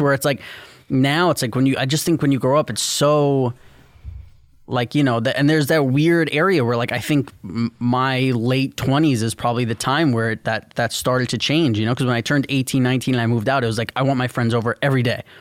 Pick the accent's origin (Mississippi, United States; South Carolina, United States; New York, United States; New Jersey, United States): New York, United States; New York City; growing up in New York City